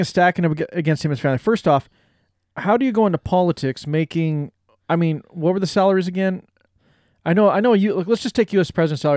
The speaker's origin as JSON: {"language": "English", "country": "United States", "said": "we as the American public"}